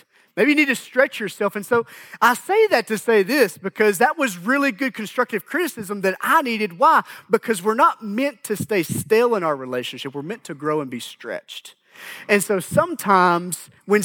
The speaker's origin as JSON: {"language": "English", "country": "United States", "tie": "born or raised there", "said": "I grew up in Grant County."}